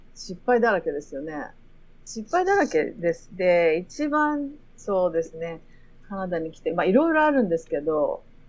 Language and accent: Japanese; Japan; moved away as an adult; now in Canada; 私はまあやっぱり日本で生まれて育ってる